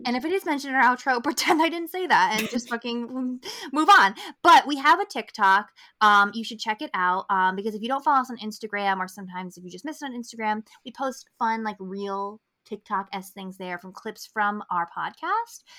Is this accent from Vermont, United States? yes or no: no; Albany, New York, United States; growing up in New York